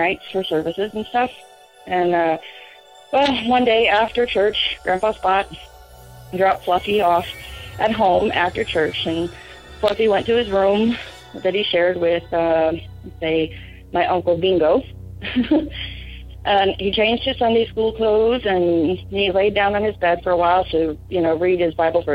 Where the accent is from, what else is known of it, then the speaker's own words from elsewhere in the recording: Oklahoma, United States; moved away as an adult; now in New Mexico, United States; I'm from Oklahoma, but military's got me living in New Mexico at the moment